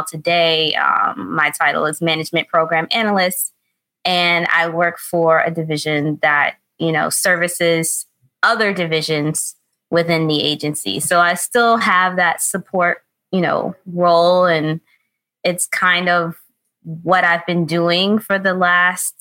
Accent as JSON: {"language": "English", "town": "New York City", "region": "New York", "country": "United States", "tie": "born or raised there", "said": "I'm New York born and raised. I was born in the Bronx, raised in the Bronx"}